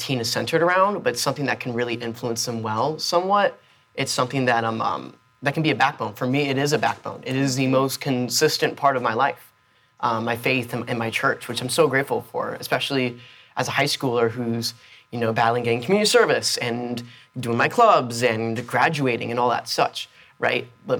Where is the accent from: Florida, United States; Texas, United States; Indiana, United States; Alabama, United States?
Florida, United States; born there; You know, I was born in South Florida. I've lived in Tampa. I've lived in Georgia, but this is my home.